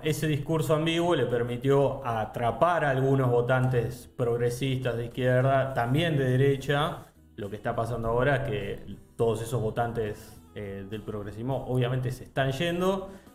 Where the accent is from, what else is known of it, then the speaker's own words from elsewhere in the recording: Argentina; nosotros como argentinos